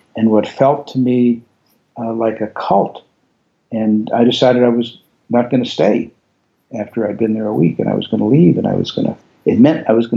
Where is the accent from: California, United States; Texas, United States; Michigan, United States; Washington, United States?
Michigan, United States; Detroit; I grew up in Detroit